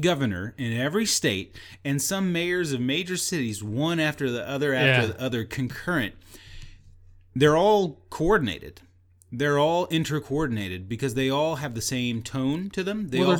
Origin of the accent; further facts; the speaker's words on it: Texas, United States; but I do know my geography, and I'm Texan, know that there are 50 states.